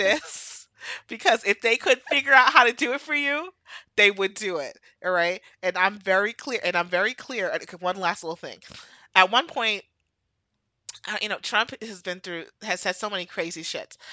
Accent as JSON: {"language": "English", "country": "United States", "tie": "born or raised there", "also_born_or_lived": "New York / Florida", "said": "I was born in America, and I've lived here my entire life"}